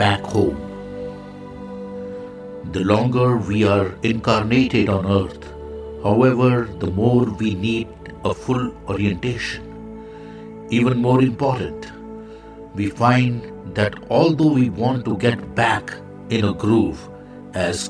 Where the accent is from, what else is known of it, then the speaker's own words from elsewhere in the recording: India; I am the Indian monk.